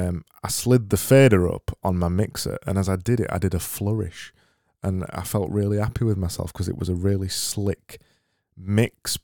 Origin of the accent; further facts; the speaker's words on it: Yorkshire and the Humber, United Kingdom; accent: Yorkshire; my Yorkshire accent